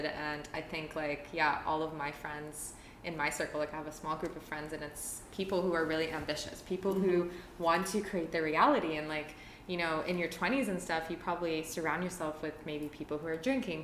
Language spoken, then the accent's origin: English; Toronto, Ontario, Canada; moved away as an adult; I'm originally from Toronto